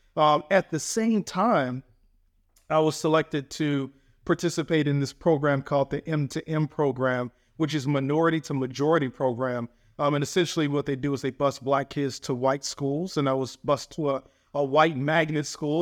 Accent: Atlanta, Georgia, United States; now in Maryland, United States; where I grew up in Atlanta, Georgia

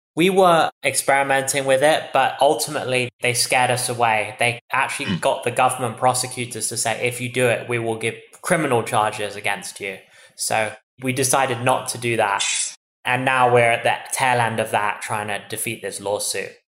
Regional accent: England, United Kingdom; moved away as an adult; now in United States; as you can tell from my accent, I'm originally from England. I moved seven years ago to study here in America.

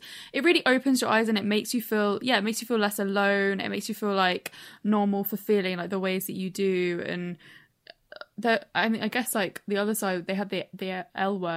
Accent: Brighton, South East England, United Kingdom; I grew up in Brighton, and like it was great growing up in Brighton

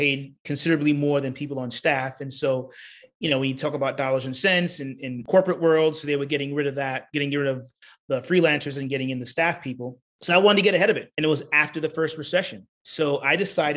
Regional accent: New York, United States; moved away; also born or lived in Florida; I'm from New York. Parents moved down to Florida.

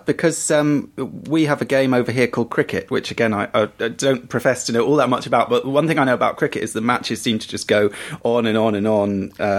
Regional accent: England, United Kingdom; I am an English person

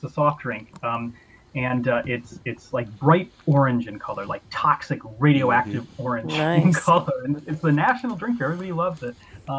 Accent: Illinois, United States; accent: Midwestern; moved away as an adult; now in Edinburgh, United Kingdom; Well, I'm from Illinois originally.

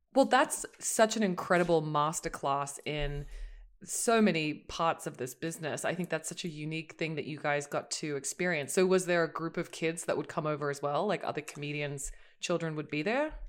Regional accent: Australia; an Australian

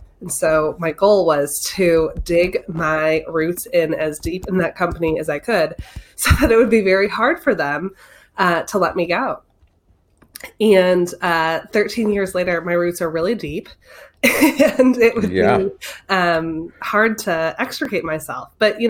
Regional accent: Detroit, Michigan, United States; In Detroit.

